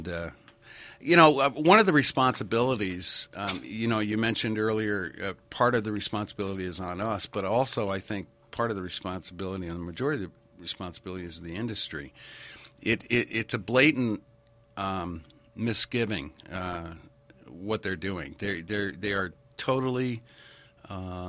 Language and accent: English; Stamford, Connecticut, United States; I grew up in Stamford, Connecticut, and used to play around in New York all the time